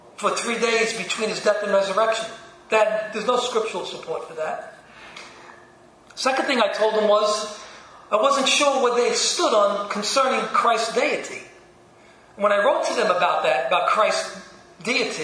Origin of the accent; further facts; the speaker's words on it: New York City, New York, United States; I was born in Brooklyn